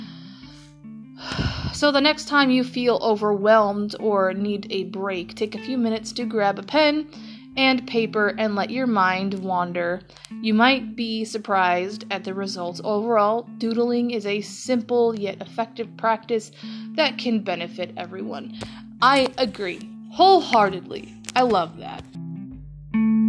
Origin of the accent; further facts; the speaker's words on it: Toledo, Ohio, United States; I'm from Toledo